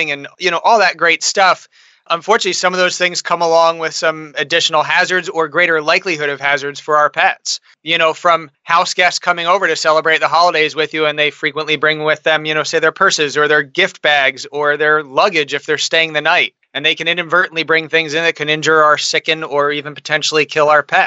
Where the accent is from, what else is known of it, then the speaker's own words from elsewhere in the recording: outside of Philadelphia, Pennsylvania, United States; moved away as an adult; also born or lived in Miami / London; now in Portland, United States; I grew up outside of Philadelphia